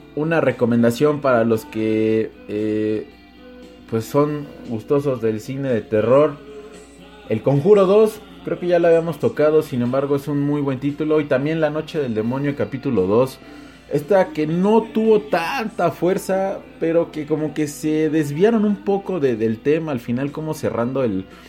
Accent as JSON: {"language": "Spanish", "country": "Mexico", "said": "yo soy mexicano"}